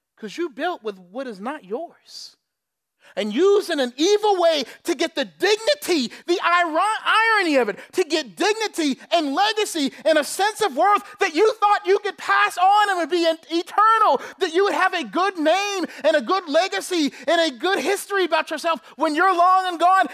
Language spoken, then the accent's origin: English; Charleston, South Carolina, United States; I'm from Charleston, South Carolina. I know a lot because you had to learn it in school about slavery and Civil War and everything else. On our school trips, we'd go to the plantations